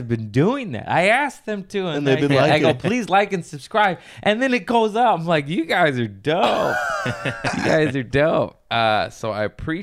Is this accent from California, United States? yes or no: yes; Lomita, California, United States; also born or lived in Torrance, United States / Redondo Beach, United States / Inglewood, United States / Culver City, United States; Torrance, then Lameda